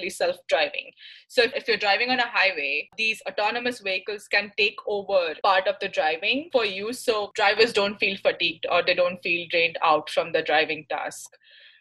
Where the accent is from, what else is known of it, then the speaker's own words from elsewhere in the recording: Mumbai, Maharashtra, India; moved away as an adult; now in Michigan, United States; I'm from Mumbai, India, and I've been in the US for 5 years now.